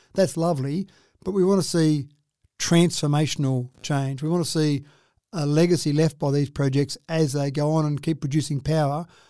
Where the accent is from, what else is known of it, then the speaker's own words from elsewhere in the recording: Dubbo, New South Wales, Australia; when I was growing up in Dubbo